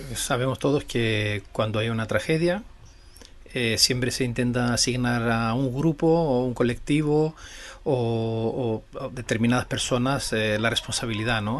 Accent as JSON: {"language": "Spanish", "country": "Greece"}